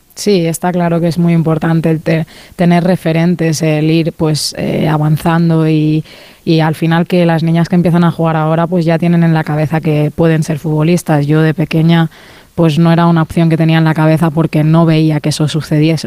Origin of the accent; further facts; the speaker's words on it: Mallorca, Balearic Islands, Spain; now in Barcelona, Spain; al ser de Mallorca, ¿no? un sitio más, más pequeñito, siempre que, vamos allí, las que somos de allí